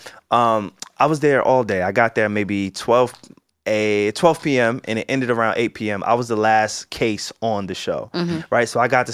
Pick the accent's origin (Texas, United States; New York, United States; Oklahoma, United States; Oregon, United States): New York, United States; Long Island; Alex and I, we're from Long Island